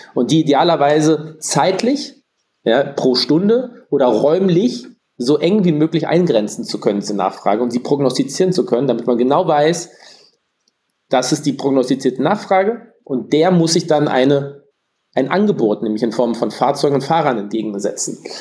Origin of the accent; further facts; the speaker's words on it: Berlin, Germany; bin gebürtiger Berliner